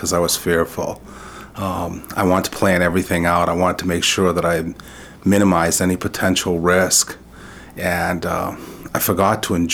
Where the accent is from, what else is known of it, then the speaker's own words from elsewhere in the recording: Lewiston, Maine, United States; first language French; English is a second language; growing up in Lewiston, family was central. This idea of bilingual community was core to who we were. I grew up in a Franco-American household, and English was seen as a secondary language. French is what we spoke at home.